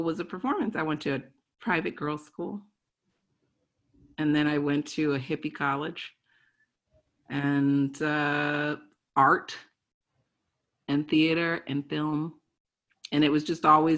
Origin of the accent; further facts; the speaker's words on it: Baltimore, Maryland, United States; I'm from Baltimore, Maryland